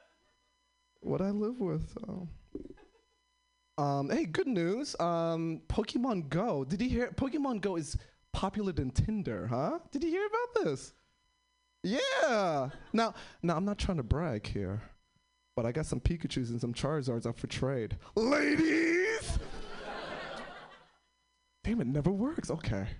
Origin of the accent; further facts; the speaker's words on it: New York City, New York, United States; moved away; I'm originally from New York City. Most of my family's from the East Coast. I'm the first one to move to the West Coast